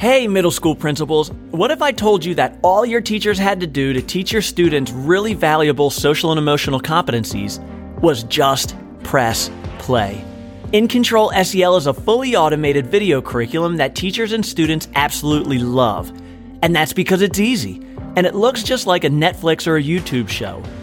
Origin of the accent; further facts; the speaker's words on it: Boston, Massachusetts, United States; moved away; also born or lived in New Hampshire; I was born in Boston, but lived in Massachusetts, then moved to New Hampshire